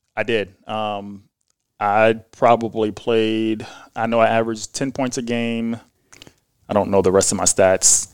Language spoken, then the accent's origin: English; Jeffersonville, Indiana, United States; also born or lived in Norfolk, Virginia; I was born in Virginia, Norfolk, Virginia, and, but I grew up in Jeffersonville, Indiana, so just across the bridge